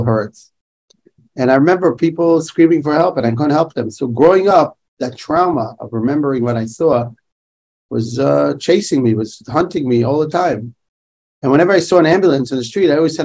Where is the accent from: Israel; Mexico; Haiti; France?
Israel; Jerusalem, Jerusalem District; I grew up in Yerushalayim. I was born and raised there.